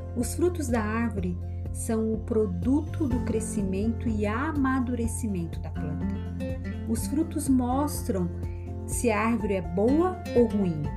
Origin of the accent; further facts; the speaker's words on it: Santa Catarina, Brazil; moved away as an adult; also born or lived in Northeast Brazil; sou sulista de Santa Catarina, mas moro no Nordeste há exatamente 4 anos.